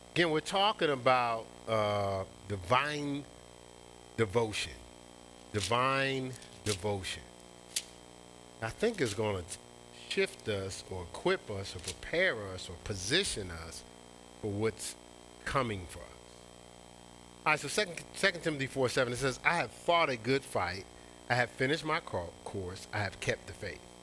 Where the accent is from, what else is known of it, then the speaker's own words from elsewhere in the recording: Newark, New Jersey, United States; my hometown